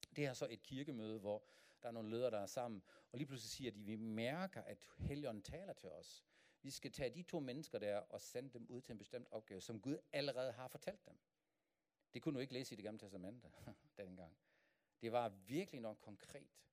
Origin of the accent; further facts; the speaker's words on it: Germany; Danish is a second language; moved away as an adult; now in Denmark; jeg kommer fra Tyskland, men min kone er dansk.